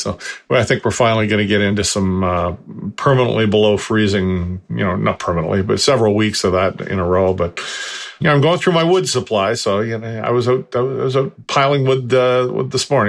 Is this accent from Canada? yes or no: yes; Canada; And I'm Canadian.